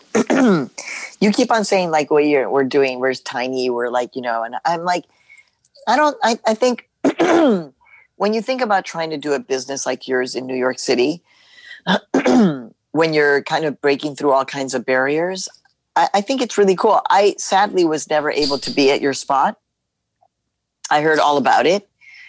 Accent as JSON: {"language": "English", "country": "Mexico", "lives_now": "United States", "said": "I was born in Mexico. I'm a proud Mexican woman, immigrant woman. I'm an American citizen now."}